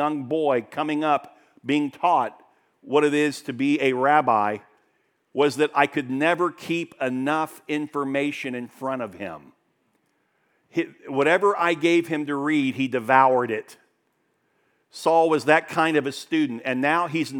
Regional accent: Daytona Beach, Florida, United States; I grew up in Daytona Beach

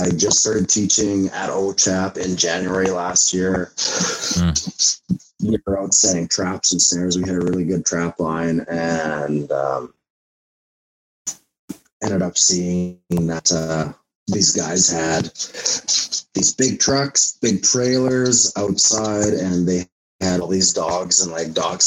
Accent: Indian Head, Saskatchewan, Canada; I grew up in Indian Head, and that's where I come from.

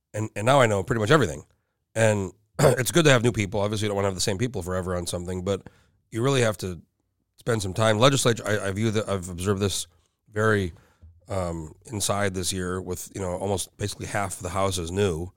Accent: Rio Rancho, New Mexico, United States; moved away as an adult; now in Anchorage, United States; I'm from New Mexico originally. I've been here almost twenty years, but I go back, I just went back for my reunion. My parents still live there. And, you know, where I grew up, and, and, like, it's a little bit outside of El, it's like twenty minutes outside of Albuquerque. It's, it's called Rio Rancho

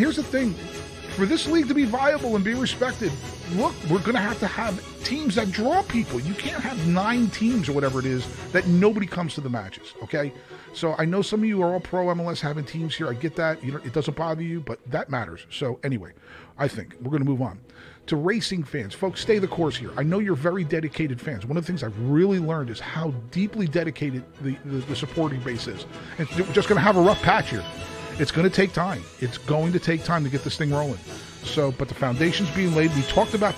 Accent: New Jersey, United States; now in Louisville, United States; I'm from New Jersey

